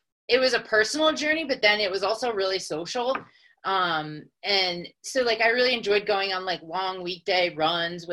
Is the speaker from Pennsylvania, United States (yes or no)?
yes; West Chester, Pennsylvania, United States; moved away as an adult; also born or lived in Brooklyn, New York / Philadelphia, Pennsylvania; now in Colorado, United States; I'm from Westchester, Pennsylvania, and I grew up there